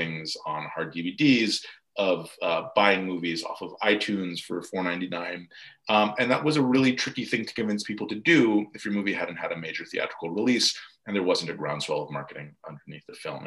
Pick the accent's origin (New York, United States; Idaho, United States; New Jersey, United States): New York, United States; New York metro area, United States; growing up in the New York metro area